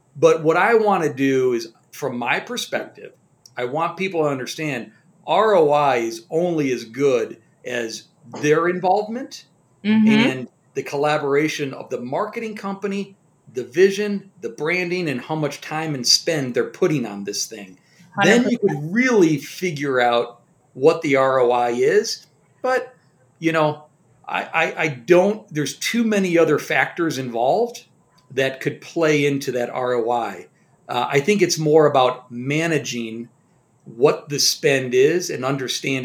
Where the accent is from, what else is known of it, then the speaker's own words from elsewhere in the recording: Colorado, United States; I'm from Colorado